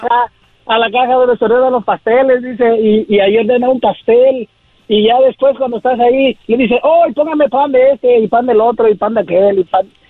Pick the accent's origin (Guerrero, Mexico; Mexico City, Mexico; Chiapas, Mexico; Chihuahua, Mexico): Guerrero, Mexico; Acapulco; now in Santa Maria, United States; de la Costa Chica de Guerrero, de Acapulco, Guerrero